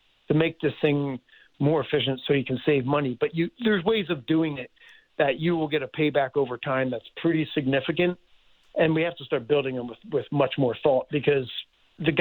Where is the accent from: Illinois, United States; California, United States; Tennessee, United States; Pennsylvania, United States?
Pennsylvania, United States; Philadelphia; I grew up in Philadelphia